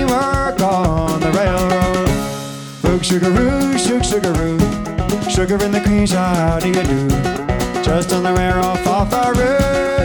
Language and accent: English; Northeast, United States; now in London, United Kingdom; And we both live in London. We're both from the Northeast.